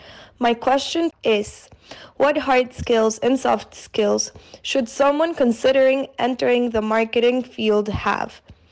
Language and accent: English; Colombia; now in Milan, Italy; I'm from Colombia, but currently living in Milan, Italy.